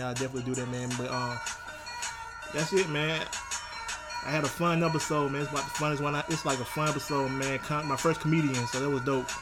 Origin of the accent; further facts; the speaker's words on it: Troy, Alabama, United States; my hometown, Troy, Alabama